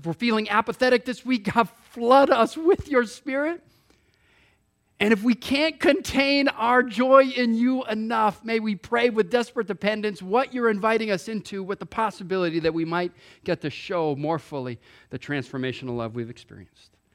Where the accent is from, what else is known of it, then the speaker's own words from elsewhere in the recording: Hawaii, United States; moved away; I grew up in Hawaii